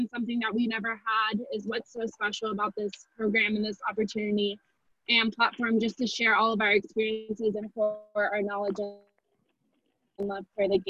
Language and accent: English; Houston, Texas, United States; moved away as an adult; also born or lived in Seattle; now in Salt Lake City, United States; I grew up in Houston, Texas, and then I went off to college at the University of Washington in Seattle in 2014